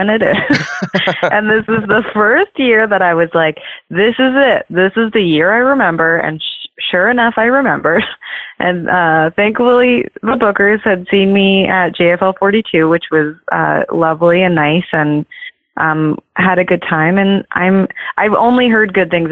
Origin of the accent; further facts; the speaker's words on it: Canada; moved away as an adult; also born or lived in Toronto; now in Los Angeles, United States; as Canadian comics